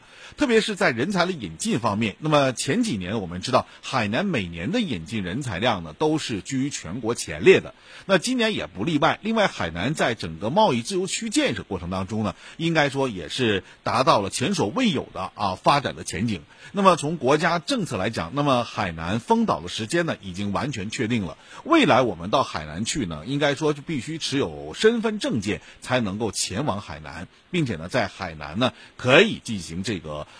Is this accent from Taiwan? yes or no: no; Northeast China, China; 所以，对于很多的这个我们东北人来讲啊，特别是到冬季的时候，真的是。觉得沈阳太冷了